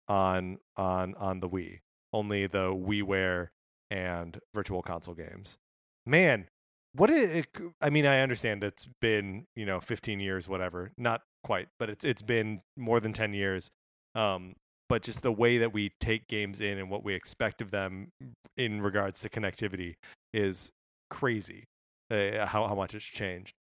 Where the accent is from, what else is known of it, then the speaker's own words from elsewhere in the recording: Wisconsin, United States; I grew up in Wisconsin